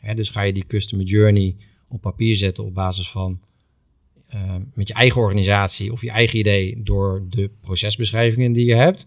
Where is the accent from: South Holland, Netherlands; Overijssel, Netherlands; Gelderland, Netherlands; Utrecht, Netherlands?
Gelderland, Netherlands; Doesburg; moved away as an adult; now in Rotterdam, Netherlands; mijn klantreis is begonnen in Doesburg, want daar ben ik geboren. Mhm. En ehm, opgegroeid in, in Doesburg